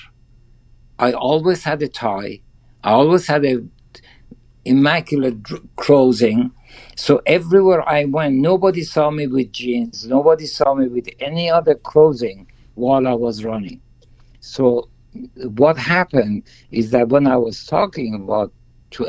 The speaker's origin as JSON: {"language": "English", "country": "Iran", "second_language": "English", "moved": "as an adult", "lives_now": "Beverly Hills, United States", "said": "I came from Iran, now I'm a minority here."}